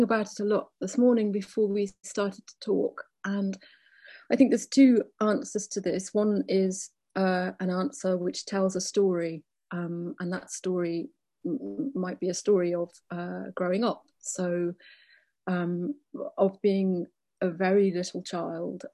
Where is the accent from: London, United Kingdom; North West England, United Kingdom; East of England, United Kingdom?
North West England, United Kingdom; Liverpool; I grew up in Liverpool